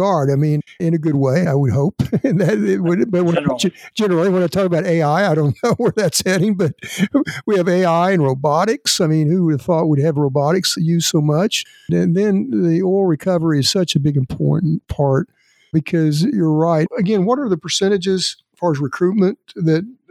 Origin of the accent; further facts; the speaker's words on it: Elk City, Oklahoma, United States; my hometown of Elk City